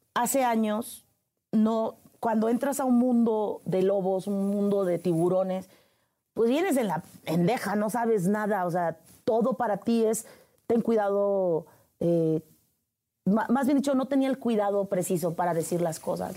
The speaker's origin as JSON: {"language": "Spanish", "area": "Huasteca", "region": "Veracruz", "country": "Mexico", "tie": "born or raised there", "moved": "yes", "said": "Nacida en el estado de Veracruz, la perla de la Huasteca, entre la hidalguense y la potosina, a un lado muy cerca de Tamaulipas."}